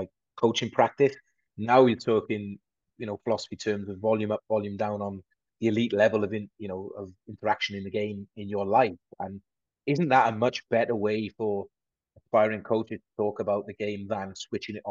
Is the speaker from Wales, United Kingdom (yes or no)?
yes; Aberystwyth, Wales, United Kingdom; I'm a boy from Aberystwyth in South Wales